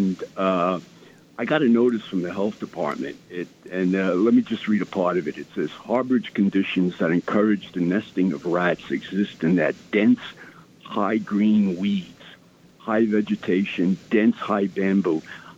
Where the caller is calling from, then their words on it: New York City, New York, United States; I'm calling from Staten Island.